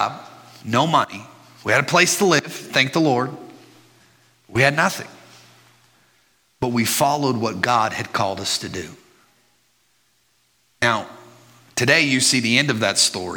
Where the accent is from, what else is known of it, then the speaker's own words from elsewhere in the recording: Burleson, Texas, United States; also born or lived in Midland, Texas; I grew up in the Burleson area